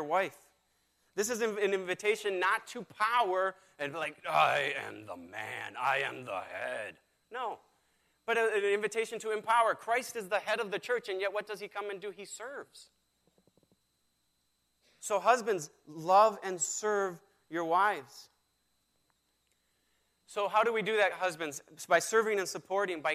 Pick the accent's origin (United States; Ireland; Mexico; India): Mexico; moved away; I was raised in Mexico